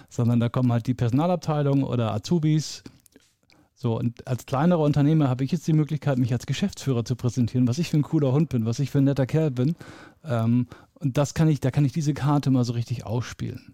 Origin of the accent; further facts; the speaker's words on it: Lower Saxony, Germany; also born or lived in Bremen; now in Munich, Germany; bin in Bremen geboren und mhm. äh, in Niedersachsen groß geworden